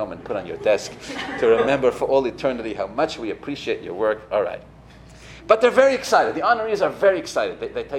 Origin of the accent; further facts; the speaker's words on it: Los Angeles, California, United States; I'm from Los Angeles, did I mention that? In Los Angeles we say, take a royal chill pill, right?